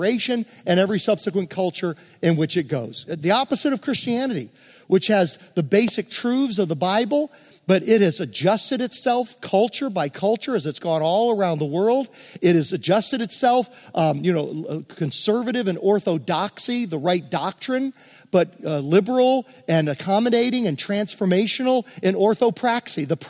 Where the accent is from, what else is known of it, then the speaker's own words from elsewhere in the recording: Hopewell, Virginia, United States; I grew up in West End Presbyterian Church in Hopewell, Virginia